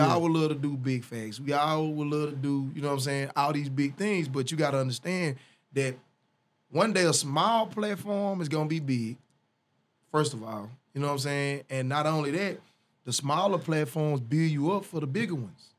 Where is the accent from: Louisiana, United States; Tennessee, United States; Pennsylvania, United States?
Louisiana, United States; Northeast; also born or lived in Ruston, Louisiana / Monroe, Louisiana / West Monroe, Louisiana; I was raised in Louisiana.